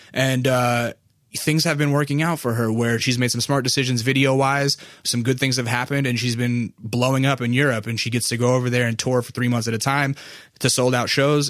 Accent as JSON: {"language": "English", "town": "North Pole", "region": "Alaska", "country": "United States", "tie": "born or raised there", "moved": "yes", "said": "I was raised in North Pole, Alaska"}